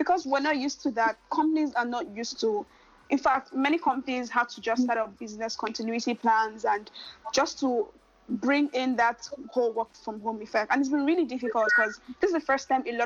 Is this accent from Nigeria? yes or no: yes; Nigeria; also born or lived in Lagos, Nigeria; I am Nigerian, and I live in Lagos, Nigeria